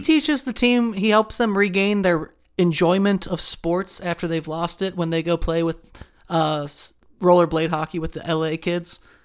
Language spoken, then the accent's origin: English; Cincinnati, Ohio, United States; Never knew much about hockey culture growing up in Cincinnati